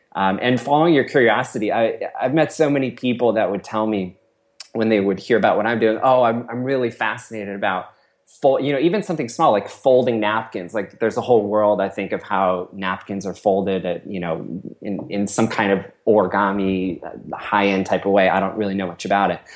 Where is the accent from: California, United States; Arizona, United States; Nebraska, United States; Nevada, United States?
California, United States; Cupertino; I grew up in Cupertino, which is sort of in Silicon Valley